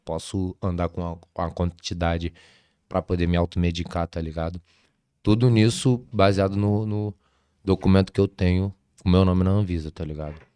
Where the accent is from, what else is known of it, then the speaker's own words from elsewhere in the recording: Brazil; Nunca saí do Brasil